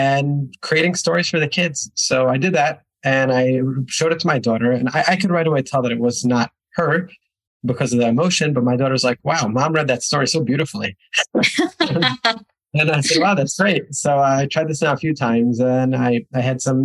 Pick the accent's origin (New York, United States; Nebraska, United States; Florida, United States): New York, United States; moved away as an adult; also born or lived in Israel; now in Budapest, Hungary; I am originally from New York. At 18 years old, I moved to Israel, spent a little over a decade there